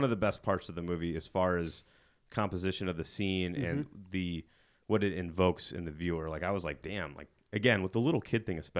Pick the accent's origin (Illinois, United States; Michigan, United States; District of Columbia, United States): Illinois, United States; I'm from Illinois, and Illinois looks fucking nothing like Utah.